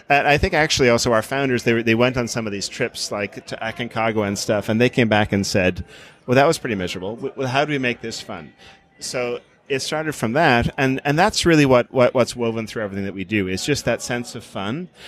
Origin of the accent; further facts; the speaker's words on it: Farna, Ireland; in, in, Ireland, people tend to name their homes. Mm-hmm. So I lived in Farna.